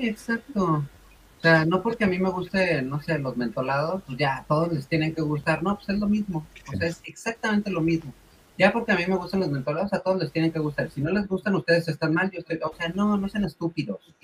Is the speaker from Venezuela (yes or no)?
no; Mexico; no soy argentina, soy mexicana